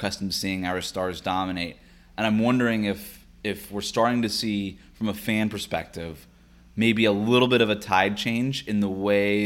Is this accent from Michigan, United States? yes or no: no; Miami, Florida, United States; because I grew up with Stan in Miami